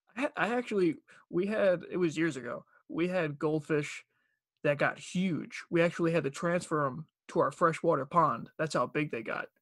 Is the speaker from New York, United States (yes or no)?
yes; Long Island, New York, United States; accent: Long Island; moved away as an adult; also born or lived in North Carolina; I'm from Long Island, so my, my accent started to disappear